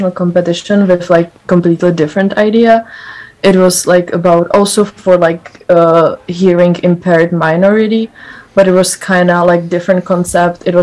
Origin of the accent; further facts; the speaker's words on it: Prague, Czechia; Uh, I'm from Prague, which is like, oh, like of course, better city than Ostrava